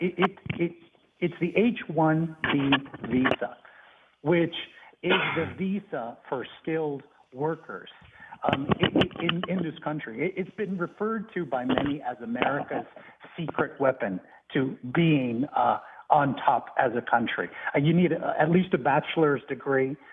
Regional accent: Arizona, United States; I actually was born and raised in Arizona, one of the border states

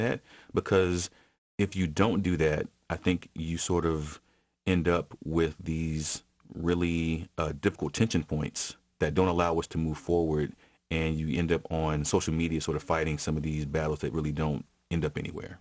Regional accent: Atlanta, Georgia, United States; born or raised there

